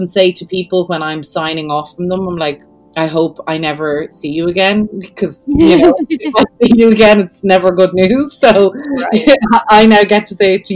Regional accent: Dublin, Leinster, Ireland; moved away; I'm from Dublin

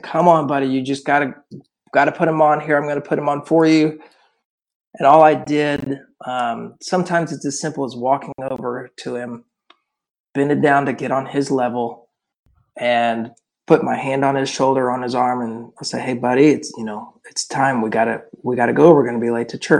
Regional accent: Oklahoma City, Oklahoma, United States; I'm from Oklahoma City

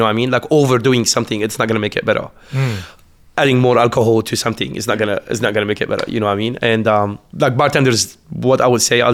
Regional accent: Lebanon; moved away as an adult; also born or lived in Beirut; now in Canberra, Australia

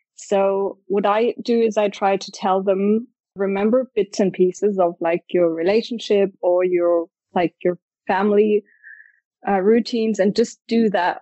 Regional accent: Stuttgart, Baden-Württemberg, Germany; I'm from Stuttgart in the south of Germany.

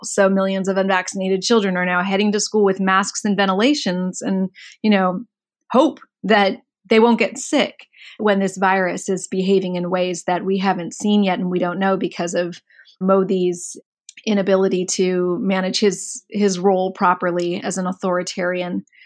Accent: Mountain View, California, United States; I was born in Mountain View.

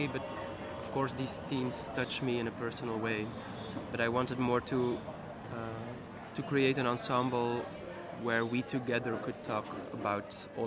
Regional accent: Ninove, Flanders, Belgium; also born or lived in Ghent; I'm coming from Ninove, it's a little town near Brussels

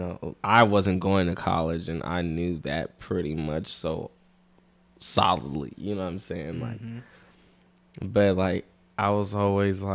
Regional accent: Vallejo, California, United States; I'm from Vallejo. I'm 23.

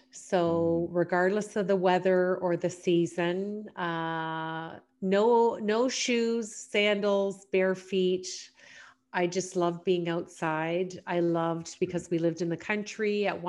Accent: Canada; I live here now in London, grew up actually in several small rural communities. My dad was an entrepreneur, so we moved around a lot.

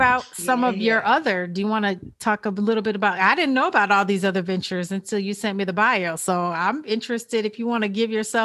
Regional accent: Illinois, United States; now in Georgia, United States; my hometown of Illinois

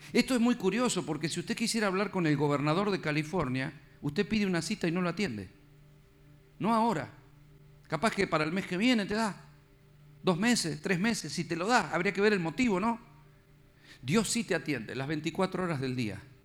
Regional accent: Argentina; Yo soy de Argentina

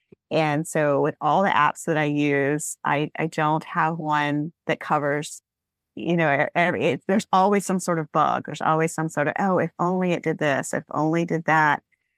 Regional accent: Alabama, United States; that was also my team when I grew up in Alabama, because it's just down the coast.

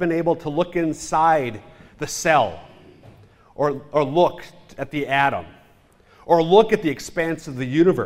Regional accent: Minnesota, United States; I'm from Minnesota

